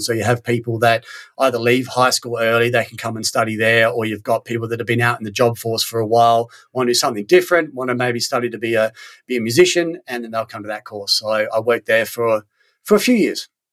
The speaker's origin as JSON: {"language": "English", "country": "Australia", "also_born_or_lived": "Sweden", "moved": "as an adult", "said": "I'm from Australia"}